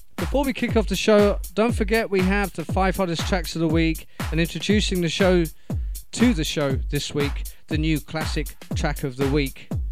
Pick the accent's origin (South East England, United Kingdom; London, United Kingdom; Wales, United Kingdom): South East England, United Kingdom; Portsmouth; moved away; my hometown of Portsmouth, UK